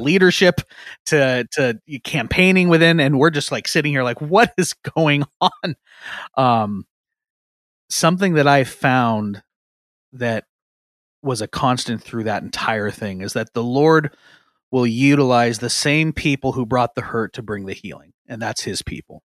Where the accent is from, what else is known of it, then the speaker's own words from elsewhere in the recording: Eastern Washington, United States; moved away as an adult; now in Seattle area, United States; I grew up in Eastern Washington, moved over to the Seattle area.